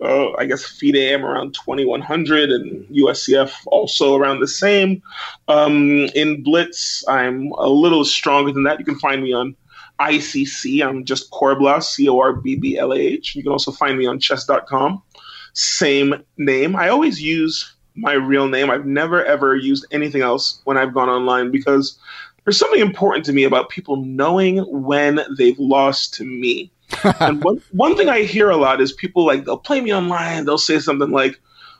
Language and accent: English; New York City, New York, United States; I grew up in Brooklyn